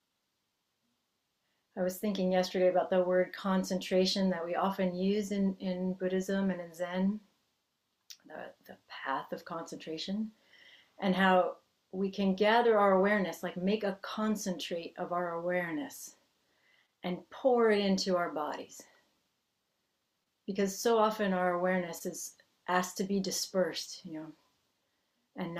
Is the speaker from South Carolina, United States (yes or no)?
no; Massachusetts, United States; first language English; moved away as an adult; now in California, United States; I grew up in the Northeast of the United States in Massachusetts, and I have spent most of my adult life in California